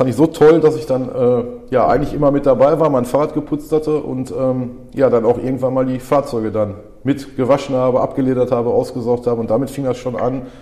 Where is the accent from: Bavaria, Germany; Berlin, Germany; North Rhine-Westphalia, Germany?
North Rhine-Westphalia, Germany; Dorsten; born there; ich bin 43 Jahre alt, ähm, bin gebürtiger Dorstner